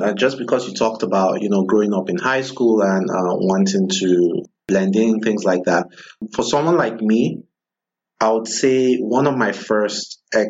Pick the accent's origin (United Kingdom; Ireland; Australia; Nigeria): Nigeria; moved away as an adult; now in United States; growing up in Nigeria